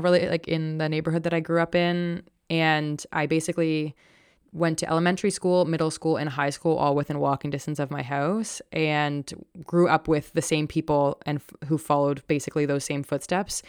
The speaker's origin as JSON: {"language": "English", "town": "Toronto", "region": "Ontario", "country": "Canada", "tie": "born or raised there", "said": "I grew up in a predominantly white, upper middle class neighborhood, um, in Toronto"}